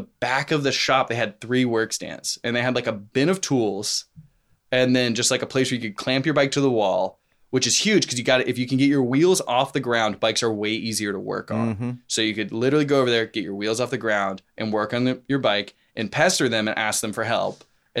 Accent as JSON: {"language": "English", "town": "Nashville", "region": "Tennessee", "country": "United States", "tie": "born or raised there", "said": "Yeah, Nashville proper. Okay. I went to Hillsborough High School, which is like kind of in the Green Hills"}